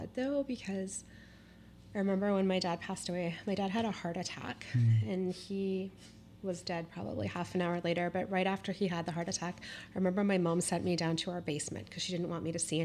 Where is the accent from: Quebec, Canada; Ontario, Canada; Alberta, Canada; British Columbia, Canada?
British Columbia, Canada; North Vancouver; also born or lived in Kitsilano / Kerrisdale / Marpole / Toronto; I grew up right here in North Vancouver